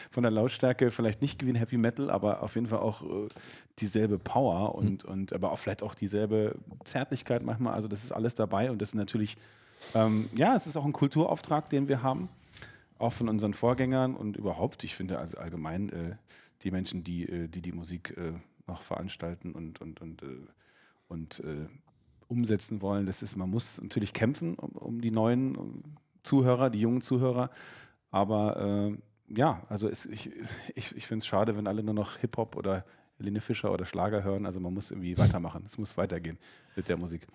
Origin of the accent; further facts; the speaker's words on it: Erlangen, Bavaria, Germany; moved away as an adult; also born or lived in New York / Nuremberg; now in Berlin, Germany; ich bin ja aufgewachsen hier in Schule und, äh, hatte meinen ersten Kiss, auch Kuss mit einer Frau in der E-Werk-Disco